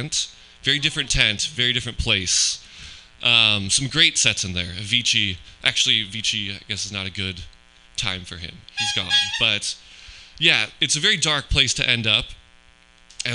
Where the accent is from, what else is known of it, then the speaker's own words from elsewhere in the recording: Pleasanton, California, United States; I am from Pleasanton